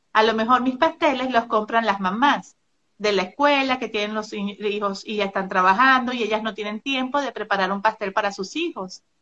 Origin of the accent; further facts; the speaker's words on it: Maracaibo, Zulia, Venezuela; moved away as an adult; now in Monterrey, Mexico; soy venezolana, vivía en Maracaibo, frontera con Colombia.